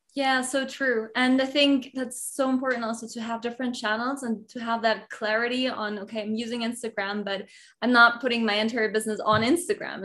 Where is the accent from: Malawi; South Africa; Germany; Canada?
Germany; moved away as an adult; now in Mexico; I grew I grew up in Germany and now I live in Mexico